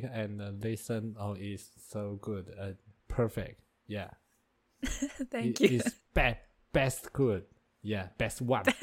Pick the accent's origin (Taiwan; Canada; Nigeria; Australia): Taiwan; English is a second language; I'm from Taiwan.